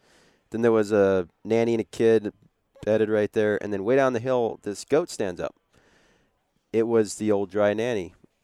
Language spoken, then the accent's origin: English; Idaho, United States; because I'm normally the type of guy growing up in the Northwest, and you've hunted where I grew up